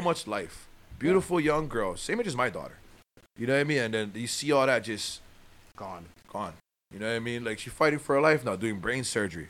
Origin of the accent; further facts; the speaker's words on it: Waianae, Hawaii, United States; my hometown of Waianae.